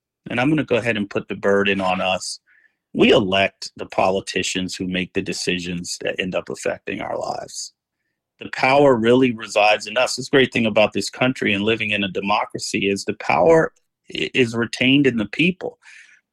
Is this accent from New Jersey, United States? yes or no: yes; New Jersey, United States; moved away as an adult; now in Los Angeles, United States; I came out here from New Jersey in 1994 to attend law school at UCLA. And my plan was I was going to return home.